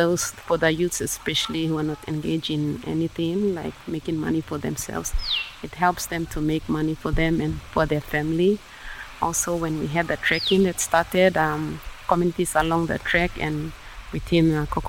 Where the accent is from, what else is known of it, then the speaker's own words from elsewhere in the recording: Ajeka village, Hunjera area, Oro, Papua New Guinea; I'm the head teacher at Kokoda Primary School. I'm from Ajeka village, from the Hunjera area, next to the Kumasi River, from this province.